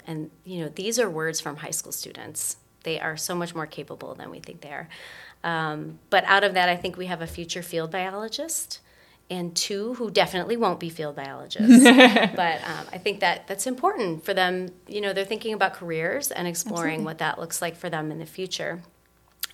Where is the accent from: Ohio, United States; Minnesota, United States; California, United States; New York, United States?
Ohio, United States; Lorain; my hometown, which is Lorain, Ohio